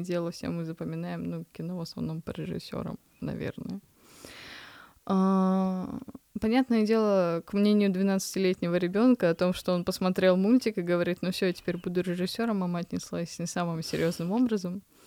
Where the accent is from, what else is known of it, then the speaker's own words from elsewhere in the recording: Kamchatka Krai, Russia; я родилась на Камчатке